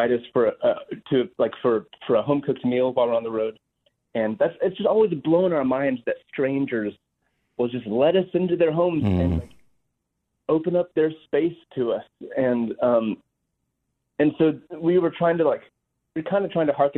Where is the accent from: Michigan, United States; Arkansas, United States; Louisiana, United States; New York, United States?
Arkansas, United States; moved away as an adult; now in Nashville, United States; I was born in Arkansas, born and raised